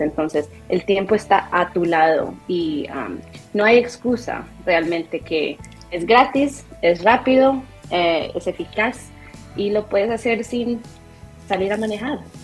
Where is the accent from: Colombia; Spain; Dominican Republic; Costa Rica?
Colombia; now in Rhode Island, United States; soy colombiana, de hecho nací en Colombia y mi familia se mudaron aquí varios, varios años, ya casi dos décadas